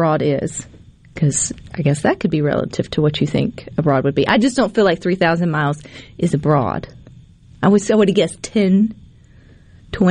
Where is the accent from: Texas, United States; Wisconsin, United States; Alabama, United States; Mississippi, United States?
Mississippi, United States; Terry; my parents' home in Terry, Mississippi, to my dorm room at the University of Southern Miss